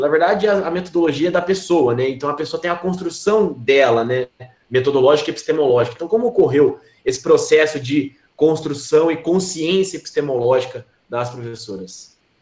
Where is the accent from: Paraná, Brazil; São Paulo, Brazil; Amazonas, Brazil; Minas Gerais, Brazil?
São Paulo, Brazil; Campinas; sou aqui de Campinas